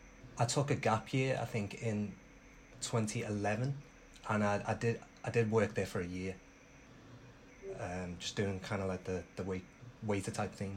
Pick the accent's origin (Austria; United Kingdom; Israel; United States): United Kingdom; My dad was born on an island just off of Hong Kong, but I was born here, so I'm definitely a British-born Chinese.